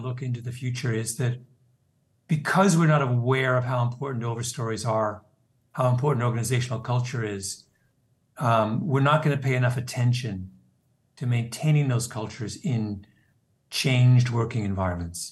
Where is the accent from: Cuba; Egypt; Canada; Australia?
Canada; moved away as an adult; now in United States; I'm a Canadian, and I came to the United States after college and worked